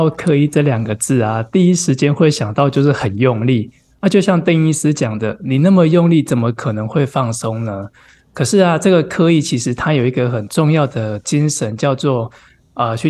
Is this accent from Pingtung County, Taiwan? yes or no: yes; Pingtung County, Taiwan; now in Tainan, Taiwan; 我屏东人。